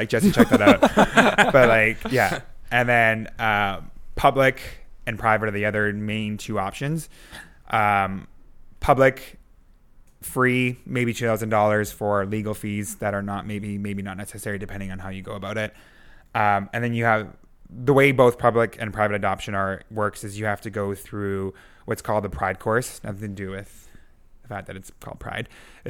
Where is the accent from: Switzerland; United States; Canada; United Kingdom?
Canada; Yeah, like even as a Canadian, if I wanted to go to any other country, I would have to...